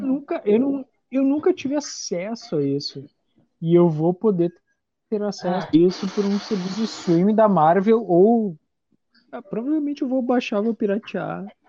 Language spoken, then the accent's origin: Portuguese; Brazil; eu como brasileiro